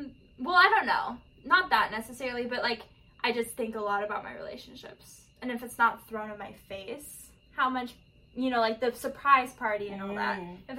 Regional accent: Northern California, United States; I'm from Northern California, so San Francisco is big.

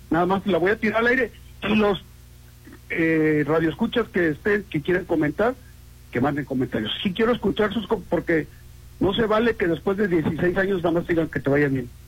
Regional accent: Acapulco, Guerrero, Mexico; now in Mazatlán, Mexico; Mira, yo soy acapulqueño.

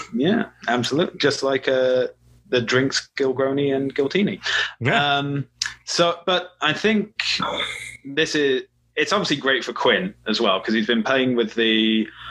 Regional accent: Welsh, Wales, United Kingdom; I'm Welsh

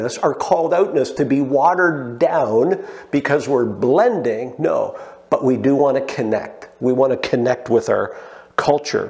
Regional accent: Canada; I love being Canadian. I wouldn't want to live anywhere else.

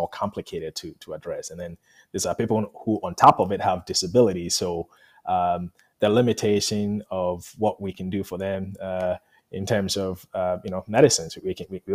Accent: Ghana; moved away; I'm from Ghana

